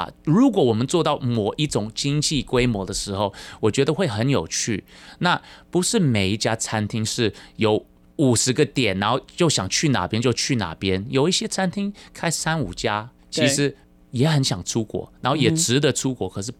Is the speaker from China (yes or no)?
no; Taiwan; 台湾是个非常。非常 OK 的国家，当 Three Square 的出发点，那当然我也是台湾人了。